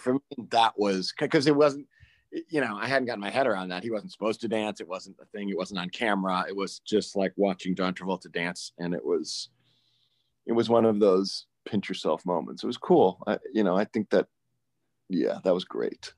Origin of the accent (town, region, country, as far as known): Chicago, Illinois, United States; born or raised there; also born or lived in Maine